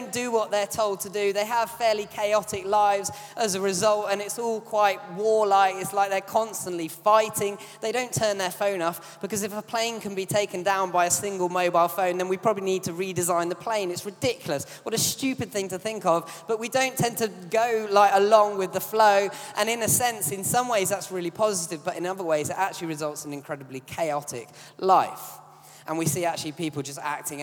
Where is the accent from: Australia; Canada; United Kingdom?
United Kingdom; as British people, we're quite an obedient bunch